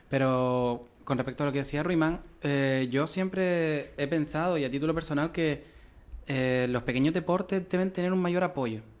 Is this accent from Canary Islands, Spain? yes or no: yes; Arucas, Canary Islands, Spain; yo que soy de Cardones, barrios más cercanos a Las Palmas